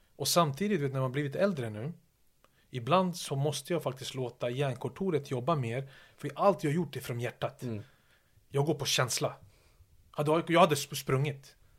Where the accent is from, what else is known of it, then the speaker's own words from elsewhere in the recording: Stockholm, Stockholm County, Sweden; moved away as an adult; also born or lived in Yugoslavia / Manchester; Mina områden ute i Järva där jag växte upp